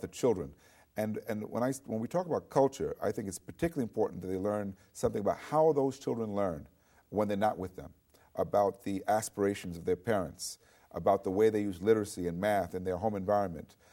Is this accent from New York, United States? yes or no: yes; New York City, New York, United States; I grew up in New York City